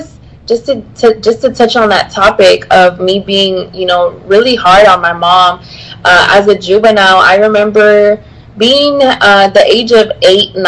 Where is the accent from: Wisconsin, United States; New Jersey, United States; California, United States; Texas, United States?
Texas, United States; Houston; I am from Houston, Texas.